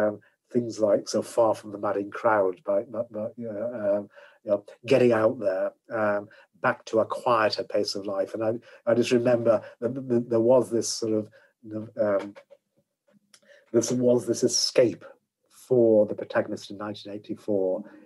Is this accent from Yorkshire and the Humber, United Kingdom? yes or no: yes; Yorkshire and the Humber, United Kingdom; the way I was brought up in Yorkshire, there were two bits of my life.